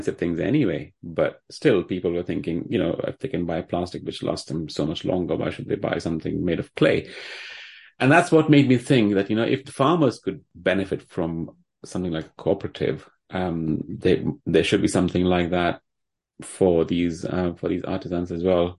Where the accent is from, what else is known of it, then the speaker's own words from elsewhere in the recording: Delhi, India; moved away; I grew up in the old city of Delhi